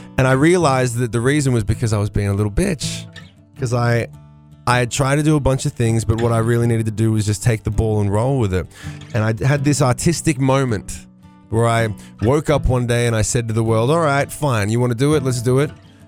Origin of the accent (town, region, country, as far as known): Australia